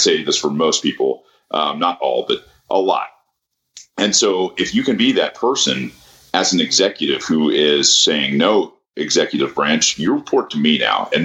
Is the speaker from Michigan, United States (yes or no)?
no; Atlanta area, Georgia, United States; we went to the same high school